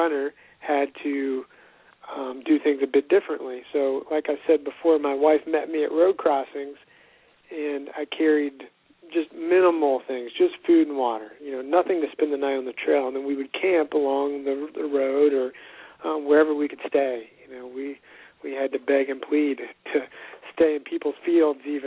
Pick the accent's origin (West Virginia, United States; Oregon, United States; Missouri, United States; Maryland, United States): West Virginia, United States; Growing up in West Virginia